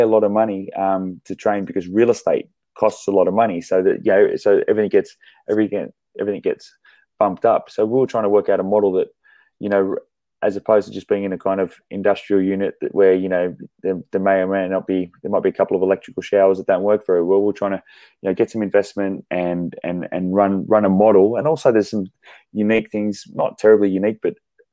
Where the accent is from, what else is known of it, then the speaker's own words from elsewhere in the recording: Sydney, New South Wales, Australia; moved away as an adult; also born or lived in Brisbane; I grew up in Sydney